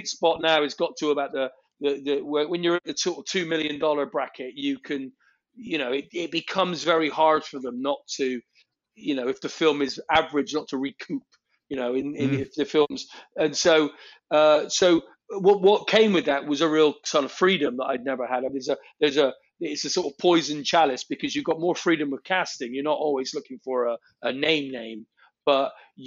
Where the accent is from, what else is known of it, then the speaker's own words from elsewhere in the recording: England, United Kingdom; I'm English